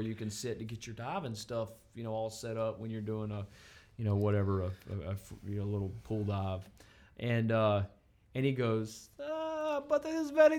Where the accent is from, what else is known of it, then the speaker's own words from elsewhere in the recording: Montana, United States; I'm from Montana